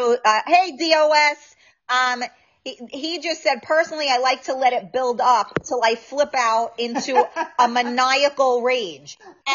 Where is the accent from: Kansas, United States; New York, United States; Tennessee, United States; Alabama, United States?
New York, United States; Sylvia said I have a short temper as well. We're from New York.